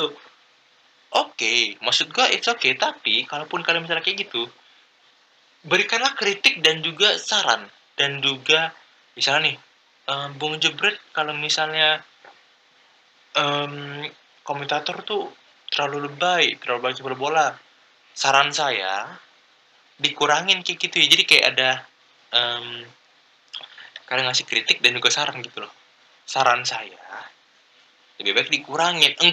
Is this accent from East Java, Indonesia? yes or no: no; Palembang, South Sumatra, Indonesia; born there; karena gue lahir di Palembang jadi kayak ya klub sepak bola pertama yang gue kenal tuh Sujaya FC gitu loh